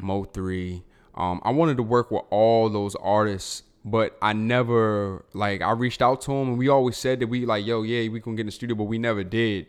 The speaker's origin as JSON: {"language": "English", "town": "Baltimore", "region": "Maryland", "country": "United States", "tie": "born or raised there", "moved": "yes", "lives_now": "Texas, United States", "said": "Growing up in Baltimore"}